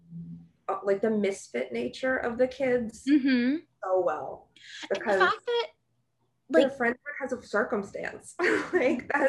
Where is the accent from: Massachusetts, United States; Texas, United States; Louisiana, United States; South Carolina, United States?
Massachusetts, United States; moved away; I'm originally from Massachusetts